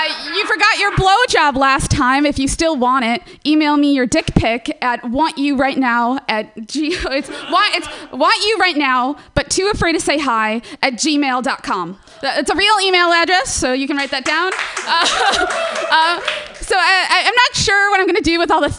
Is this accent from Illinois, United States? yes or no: yes; Chicago, Illinois, United States; now in San Francisco Bay Area, United States; I'm from Chicago originally, and I moved out to San Francisco Bay Area.